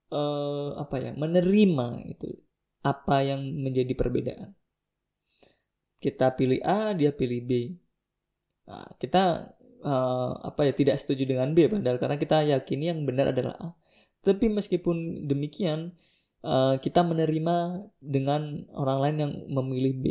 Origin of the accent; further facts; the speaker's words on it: Java, Indonesia; born there; Aku lahir di Jawa gitu kan.